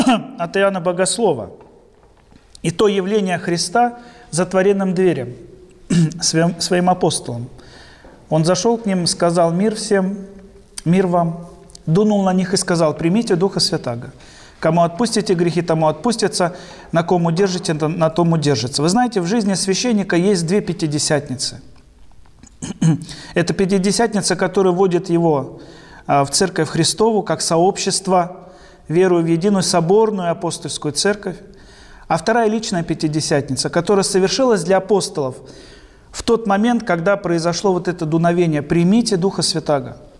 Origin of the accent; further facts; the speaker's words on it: Mongokhto, Khabarovsk Krai, Russia; moved away as an adult; also born or lived in Sakhalin; я сам уроженец Дальнего Востока, родился в Хабаровском крае, Ванинском районе, военный гарнизон Мангохта, там прожил